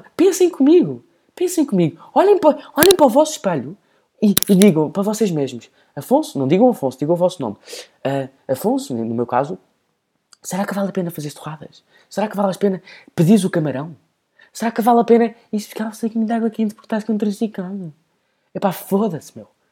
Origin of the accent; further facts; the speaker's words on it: Portugal; E depois eu começo a fingir que não sou português